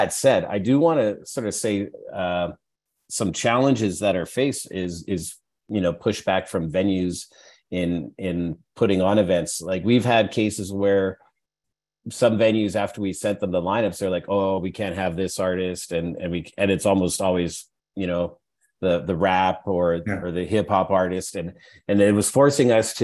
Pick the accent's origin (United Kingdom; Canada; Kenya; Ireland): Canada; Edmonton, Alberta; When I was growing up in Edmonton, you're pretty secluded in Edmonton